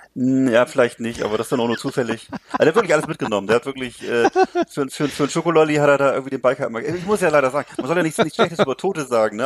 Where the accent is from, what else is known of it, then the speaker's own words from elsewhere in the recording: Mecklenburg-Vorpommern, Germany; auf dem Lande hier bei uns in Mecklenburg-Vorpommern